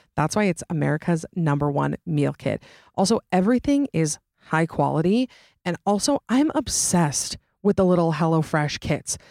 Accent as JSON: {"language": "English", "region": "Utah", "country": "United States", "tie": "born or raised there", "also_born_or_lived": "Georgia / Boston", "accent": "Utah accent", "said": "for twenty-six years of my life, I have lived in Utah."}